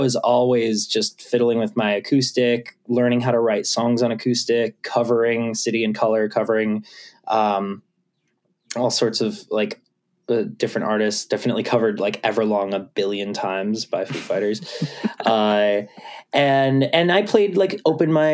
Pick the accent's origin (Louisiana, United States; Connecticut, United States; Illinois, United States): Connecticut, United States; Litchfield; I grew up in Connecticut